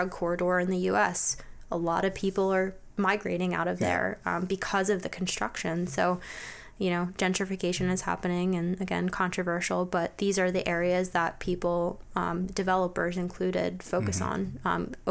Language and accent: English; Bucks County, Philadelphia area, Pennsylvania, United States; I grew up in Bucks County, currently live in Bucks County